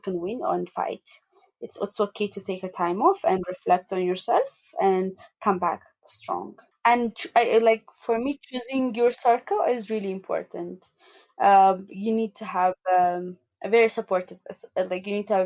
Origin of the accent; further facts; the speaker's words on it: Addis Ababa, Ethiopia; I was born and raised in Addis Ababa